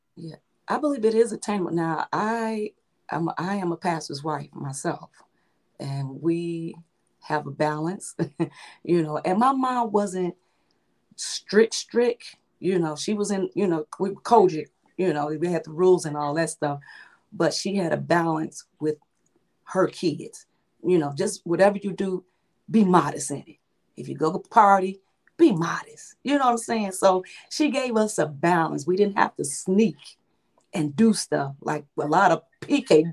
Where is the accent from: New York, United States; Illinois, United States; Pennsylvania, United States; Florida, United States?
Illinois, United States; Chicago; now in Crete, United States; my hometown is Chicago, and I'm residing in Chicago suburbs, which is called Crete, Illinois